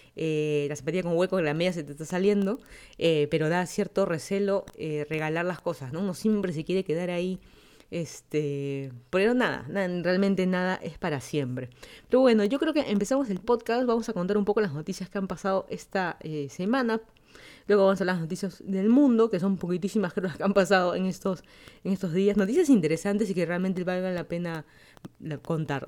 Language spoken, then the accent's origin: Spanish; Lima, Peru; moved away as an adult; also born or lived in Miami, United States; now in Virginia, United States; yo soy de Lima, Perú. Me mudé a Estados Unidos, puntualmente a Miami, para estudiar mi maestría